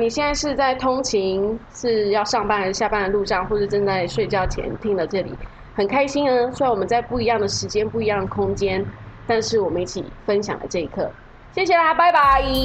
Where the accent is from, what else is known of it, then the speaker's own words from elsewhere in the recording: Taiwan; moved away as an adult; also born or lived in United Kingdom; 我在台湾长大